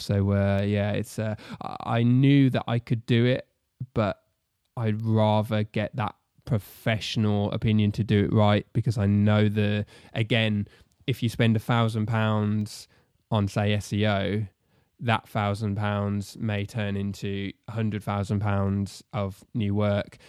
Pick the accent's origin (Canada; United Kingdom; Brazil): United Kingdom; Solihull, West Midlands; moved away as an adult; also born or lived in Telford; I was born and raised in Solihull